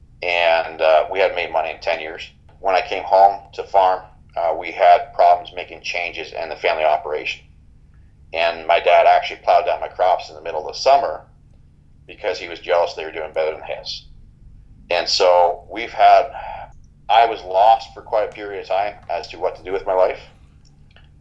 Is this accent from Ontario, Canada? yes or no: yes; Bobcaygeon, Ontario, Canada; My hometown's Bob Cajun.